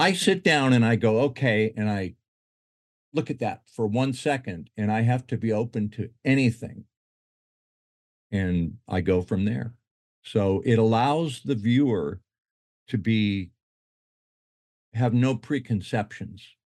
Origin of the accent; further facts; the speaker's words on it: Utah, United States; moved away as an adult; also born or lived in Detroit, Michigan; now in Hawaii, United States; I was born in Detroit, moved there to Utah when I was ten, grew up and went to school in Utah